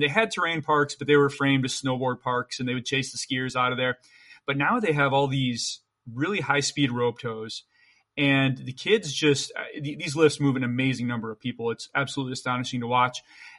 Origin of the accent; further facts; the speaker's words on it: Michigan, United States; now in New York City, United States; You're actually a Midwestern guy. I'm a Midwestern guy as well. I grew up in Michigan.